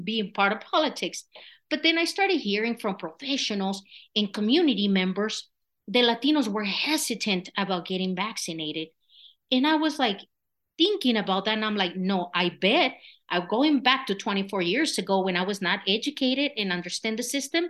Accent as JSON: {"language": "English", "region": "Michoacán", "country": "Mexico", "tie": "born or raised there", "second_language": "English", "moved": "as an adult", "lives_now": "Colorado, United States", "said": "I was born and raised in Michoacan, Mexico"}